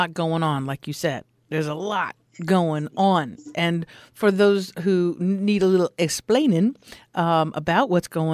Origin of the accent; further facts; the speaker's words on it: Los Angeles, California, United States; I'm from the Los Angeles area. Back in the 60s, I was born in this crazy town